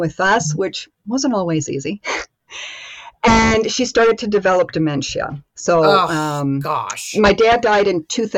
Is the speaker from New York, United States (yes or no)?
yes; Rochester, New York, United States; now in Germany; I grew up in upstate New York. So just outside of Rochester.